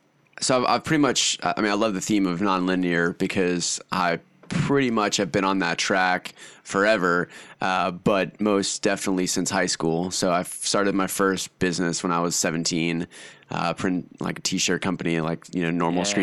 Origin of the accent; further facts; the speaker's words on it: Austin, Texas, United States; also born or lived in Hungary; So, I guess where I'm from Austin, Texas, kind of. I rep Austin, Texas, but I actually kind of grew up in Hungary. So I moved to Hungary in Eastern Europe when I was five.